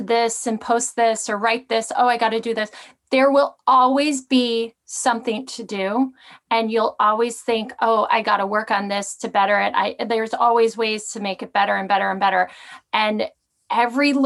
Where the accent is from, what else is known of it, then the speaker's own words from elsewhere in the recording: Midwest, United States; moved away; I grew up in the Midwest